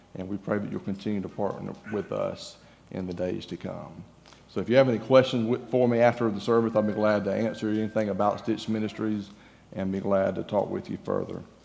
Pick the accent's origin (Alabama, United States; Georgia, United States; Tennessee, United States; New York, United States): Georgia, United States; moved away as an adult; also born or lived in Florida; now in Texas, United States; I'm from Georgia, if you haven't figured out, I'm, my accent may give me away a little bit. But I'm from Georgia